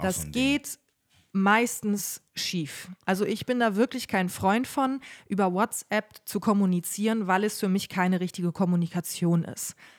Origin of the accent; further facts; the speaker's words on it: Bremen, Germany; moved away as an adult; also born or lived in Münster; now in Cologne, Germany; wir waren in Bremen, in meiner Heimatstadt